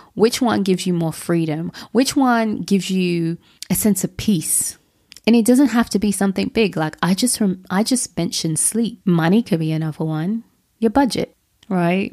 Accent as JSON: {"language": "English", "region": "London", "country": "United Kingdom", "tie": "born or raised there", "said": "That's what I was brought up around in London."}